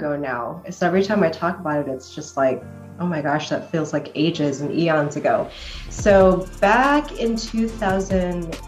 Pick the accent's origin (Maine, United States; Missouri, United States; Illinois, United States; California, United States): Illinois, United States; Chicago; moved away as an adult; now in Arizona, United States; Illinois is where I was born, in Chicago, and so I was raised in the Midwest